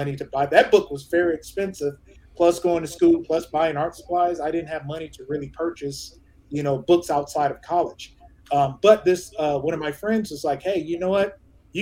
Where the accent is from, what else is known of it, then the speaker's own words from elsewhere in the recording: Detroit, Michigan, United States; originally from Detroit, Michigan